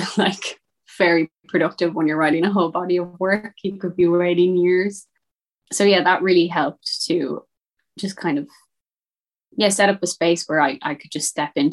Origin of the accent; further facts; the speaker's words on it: Westport, Connacht, Ireland; my hometown in Westport